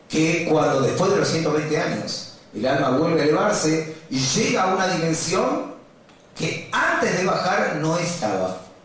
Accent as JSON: {"language": "Spanish", "region": "Buenos Aires", "country": "Argentina", "tie": "born or raised there", "said": "Yo cuando nací, de chiquito, vivía en Villa Crespo y venía al club de Maccabi en Tucumán"}